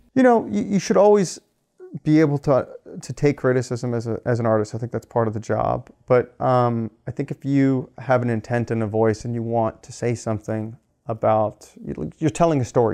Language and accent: English; Los Angeles, California, United States; I grew up in Los Angeles.